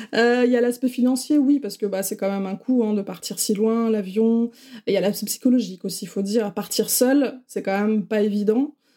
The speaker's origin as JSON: {"language": "French", "area": "the Nord", "region": "Hauts-de-France", "country": "France", "also_born_or_lived": "Paris region / England", "moved": "as an adult", "lives_now": "Quebec, Canada", "said": "je suis du Nord, moi je suis une ch'ti"}